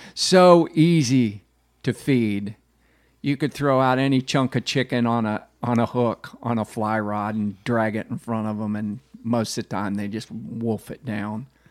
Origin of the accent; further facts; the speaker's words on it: Tampa, Florida, United States; I grew up in Tampa